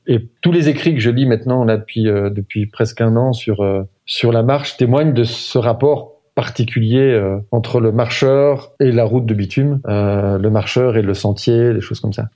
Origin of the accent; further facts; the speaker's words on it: Braine-l'Alleud, Wallonia, Belgium; also born or lived in Nivelles / Brussels / Rixensart; Alors, je suis né à Nivelles. Euh, je suis ce qu'on appelle un acclos, mais j'ai grandi à Braine-l'Alleud. J'ai vécu toute ma mon enfance, euh, et mon adolescence jusqu'à mes dix-sept ans à Braine-l'Alleud